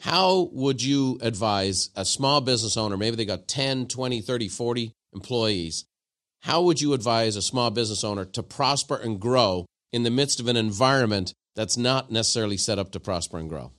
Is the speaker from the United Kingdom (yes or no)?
no; Ireland; now in United States